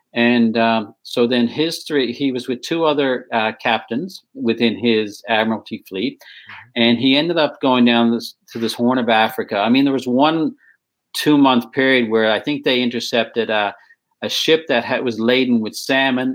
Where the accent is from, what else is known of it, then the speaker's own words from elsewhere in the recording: Placentia Bay, Newfoundland and Labrador, Canada; also born or lived in South Shore, Nova Scotia; now in Nova Scotia, Canada; I grew up in Placentia Bay, Newfoundland. It's an hour outside of St. John's, the capital.